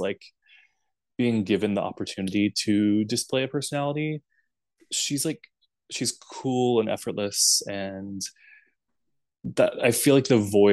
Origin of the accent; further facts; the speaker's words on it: Birmingham, Alabama, United States; I grew up in Birmingham, Alabama